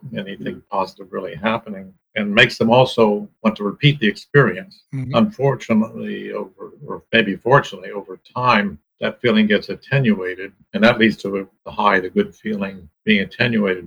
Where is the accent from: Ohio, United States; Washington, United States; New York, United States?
Ohio, United States; I grew up in Ohio on a farm